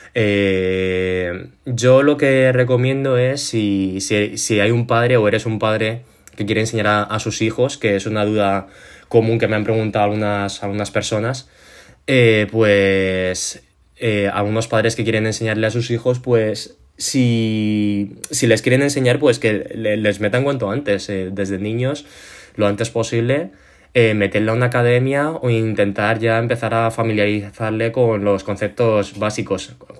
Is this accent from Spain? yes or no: yes; Spain; soy chino, eh, he nacido aquí en España, me he criado en un entorno